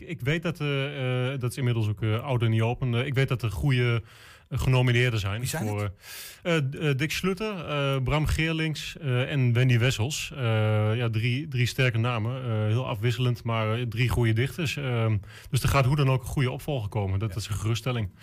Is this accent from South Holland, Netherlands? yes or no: no; Enschede, Overijssel, Netherlands; ik ben een Enschedeër